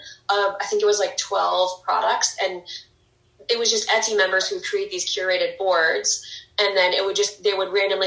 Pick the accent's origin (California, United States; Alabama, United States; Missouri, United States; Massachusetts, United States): Missouri, United States; St. Louis; moved away as an adult; also born or lived in New York City, New York; now in Long Island, United States; I'm from St. Louis, Missouri, and I've lived in New York for the last 9 years